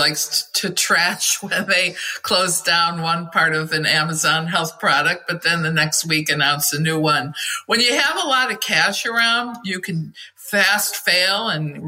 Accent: Michigan, United States; Flint in my home state of Michigan

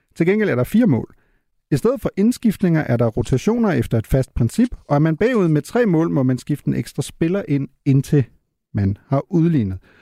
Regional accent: Germany; moved away; som tysker

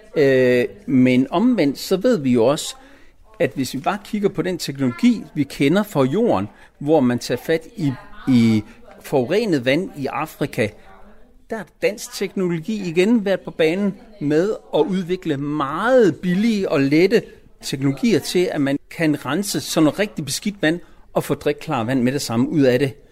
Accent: Denmark

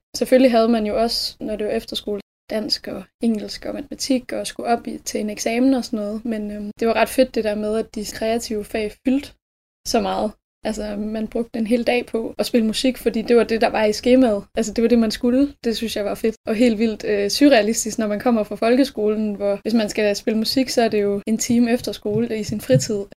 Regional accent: Skanderborg area, Central Denmark Region, Denmark; moved away as an adult; now in Aarhus, Denmark; Jeg er fra øhm, en lille by, der hedder Algen, som ligger sådan omkring ved Skanderborg-området

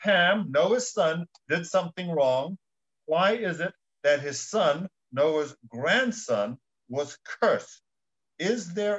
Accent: South Africa; moved away; I was born in the Republic of South Africa. I grew up in South Africa during the apartheid era.

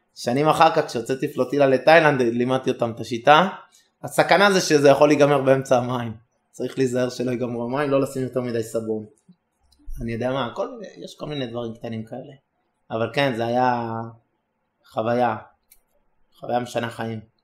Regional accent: Israel; אנחנו שלושה ישראלים

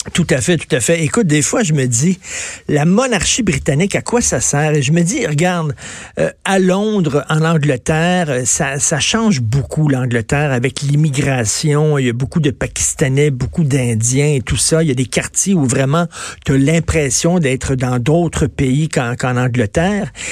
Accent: Quebec, Canada

